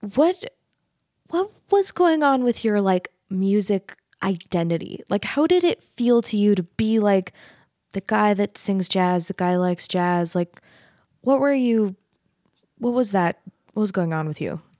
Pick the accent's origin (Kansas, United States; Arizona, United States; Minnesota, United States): Arizona, United States; Mesa; I grew up in Mesa, Arizona.